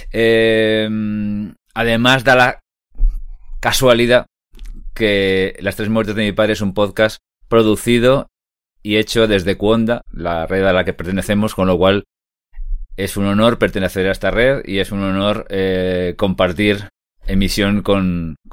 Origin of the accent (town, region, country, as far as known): Catalonia, Spain; now in Madrid, Spain